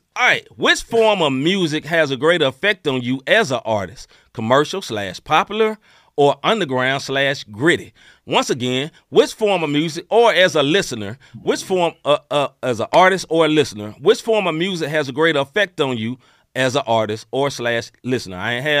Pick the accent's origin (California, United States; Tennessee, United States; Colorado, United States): Tennessee, United States; Memphis; You know, I'm from there. You know, I'm from Memphis. I didn't love the Memphis sound.